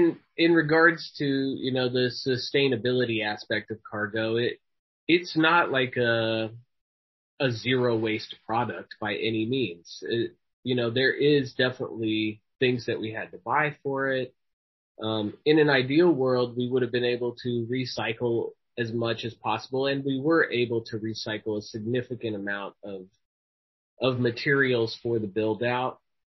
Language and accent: English; Midwest, United States; projects like this make me feel connected to my roots of that background as a Midwesterner.